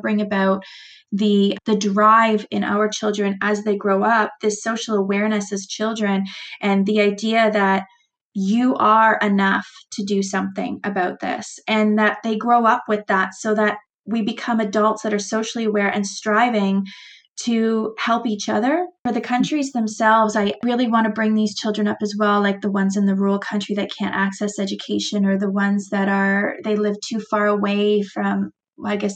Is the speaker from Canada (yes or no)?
yes; Canada; being Canadian